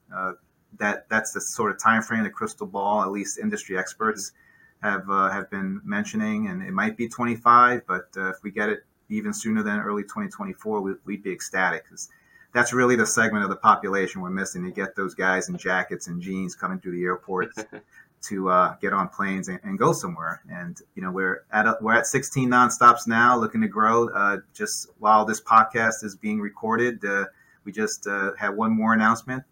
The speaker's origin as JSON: {"language": "English", "town": "New York City", "region": "New York", "country": "United States", "tie": "born or raised there", "also_born_or_lived": "Cleveland", "moved": "yes", "said": "I grew up in New York City."}